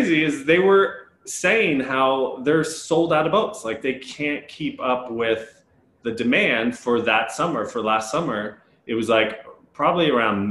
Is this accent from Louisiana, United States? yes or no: no; New Jersey, United States; New Jersey.